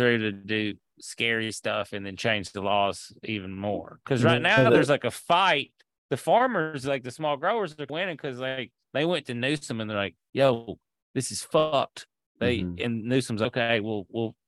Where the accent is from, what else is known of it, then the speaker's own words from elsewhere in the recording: Tennessee, United States; I'm from Tennessee.